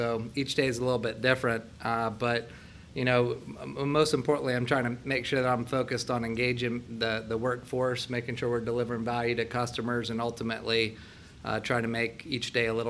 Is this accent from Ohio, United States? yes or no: yes; Dublin, Ohio, United States; also born or lived in Columbus, Ohio; I'm actually from Columbus. Grew up here in Dublin, Ohio, born and raised, and actually went to Dublin High School